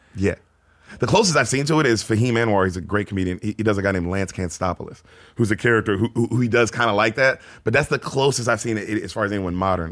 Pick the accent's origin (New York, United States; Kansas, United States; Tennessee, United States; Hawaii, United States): Tennessee, United States; Memphis; moved away as an adult; also born or lived in San Diego, California; born in San Diego. Uh, Dad was in the Navy, moved to Memphis when I was like six